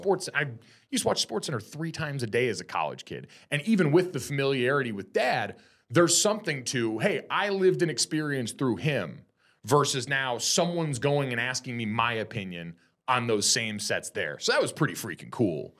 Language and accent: English; Connecticut, United States; moved away as an adult; also born or lived in South Jersey / South Bend, Indiana; now in Southern California, United States; I was in Connecticut from the time I was in third grade on